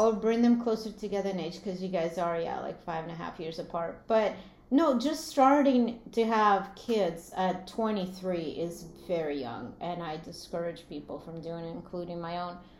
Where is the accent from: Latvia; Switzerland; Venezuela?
Latvia; moved away; I grew up in in Latvia, which was part of Soviet Union